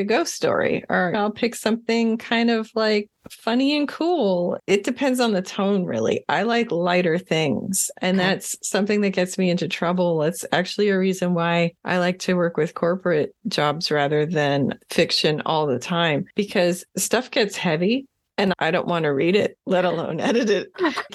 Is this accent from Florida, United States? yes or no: yes; Florida, United States; I grew up in Florida